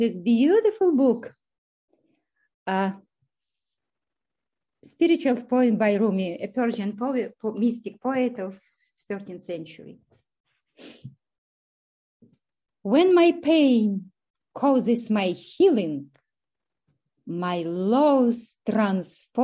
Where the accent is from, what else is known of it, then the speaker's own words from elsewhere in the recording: Ukraine; moved away as an adult; also born or lived in Russia / Kyiv, Ukraine; now in Canada; I was born in Russia, grew up in Ukraine, and for the last 29 years, I have lived in Canada.